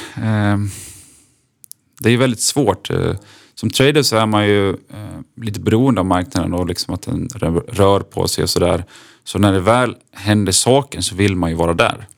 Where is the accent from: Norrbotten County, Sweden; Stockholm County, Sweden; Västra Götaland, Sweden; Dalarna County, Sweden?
Dalarna County, Sweden; accent: Dalarna dialect; moved away as an adult; now in Örebro, Sweden; Jag är en 29-årig dalmas som förhoppningsvis hörs, tror jag, på min dialekt